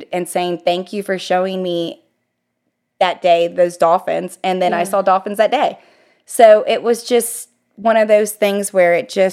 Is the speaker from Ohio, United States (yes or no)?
yes; Ohio, United States; moved away as an adult; now in Florida, United States; I'm from Ohio. All my family's in Ohio